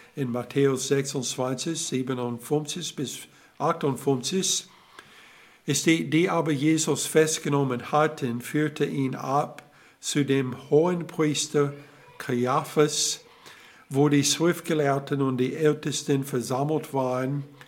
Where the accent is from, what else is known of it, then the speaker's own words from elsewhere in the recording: Alabama, United States; German is a second language; moved away; ich komme aus Alabama